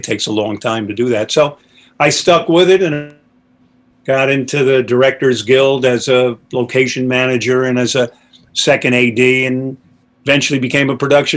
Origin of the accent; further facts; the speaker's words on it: Poughkeepsie, New York, United States; I grew up in Poughkeepsie, New York, and I was living in New York City